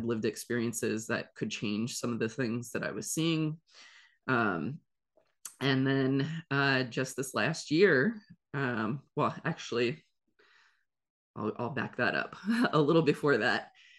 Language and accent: English; Ohio, United States; moved away as an adult; also born or lived in South Korea; So I am originally from Ohio and immediately after graduating college, went to school for psychology and English. I moved to South Korea